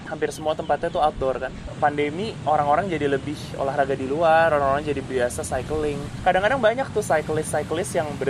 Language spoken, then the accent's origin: Indonesian; Jakarta, Indonesia; aku orang Jakarta yang lumayan skeptis